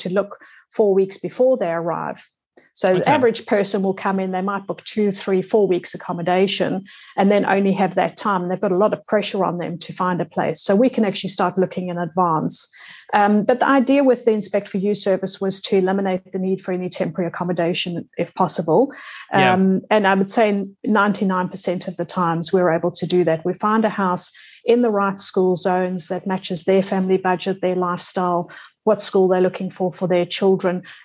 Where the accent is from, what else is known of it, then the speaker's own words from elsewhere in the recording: South Africa; moved away as an adult; also born or lived in England / Singapore / France; now in Australia; As the accent might show, I'm South African, born and brought up in South Africa. Left in my 20s, went to England